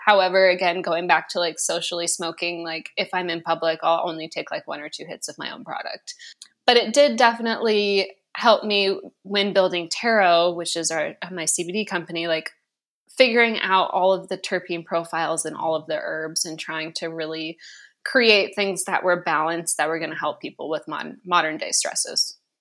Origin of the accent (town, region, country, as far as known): West Coast, United States; born or raised there